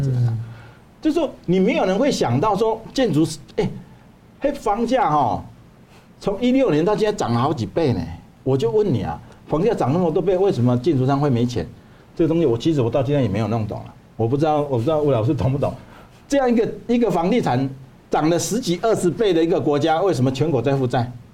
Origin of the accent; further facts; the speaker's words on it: Taiwan; moved away as an adult; also born or lived in Dongguan, Guangdong, China; 我们台湾人